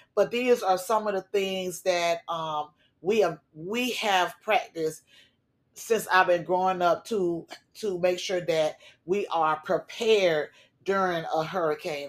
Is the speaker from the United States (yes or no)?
yes; Florida, United States; a Florida girl who has been growing up in Florida in a hurricane state all my life